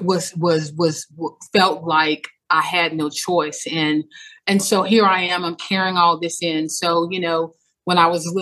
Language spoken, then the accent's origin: English; Baton Rouge, Louisiana, United States; I'm from Louisiana, Baton Rouge, Louisiana. I grew up in a time where community was key.